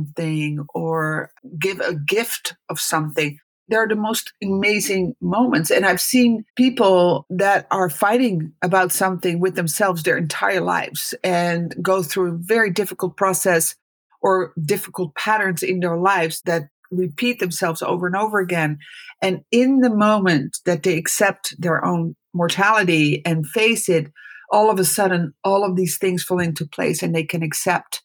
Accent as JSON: {"language": "English", "country": "Netherlands", "tie": "born or raised there", "moved": "yes", "lives_now": "California, United States", "said": "I was born in the Netherlands. I'm the oldest of four."}